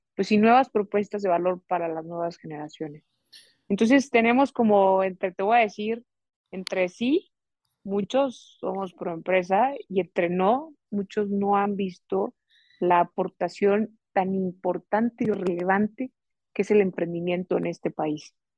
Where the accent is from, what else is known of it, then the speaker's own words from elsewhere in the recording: Mexico; con los resilientes y también creativos que somos mexicanos